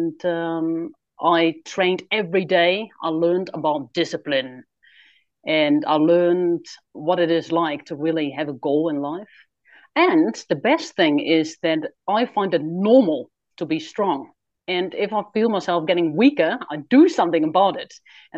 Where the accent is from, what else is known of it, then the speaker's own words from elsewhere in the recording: Netherlands; Yes, I was born in Holland in 1983. Yeah, come from a nice, loving family.